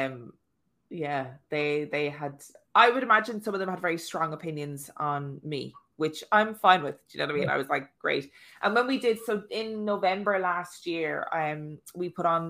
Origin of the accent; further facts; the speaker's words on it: Ireland; moved away; my chipper in my hometown, which is called Eddie Phelan's